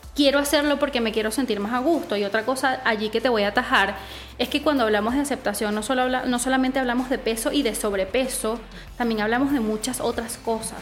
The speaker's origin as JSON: {"language": "Spanish", "country": "Venezuela", "tie": "born or raised there", "moved": "as an adult", "lives_now": "Chile", "said": "soy venezolana, eh, viví 21 años en Venezuela y cuando decidí emigrar a Chile"}